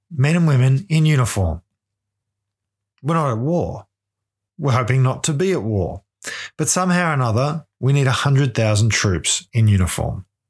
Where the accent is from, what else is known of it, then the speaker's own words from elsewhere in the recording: Ballarat, Victoria, Australia; I'm from Ballarat.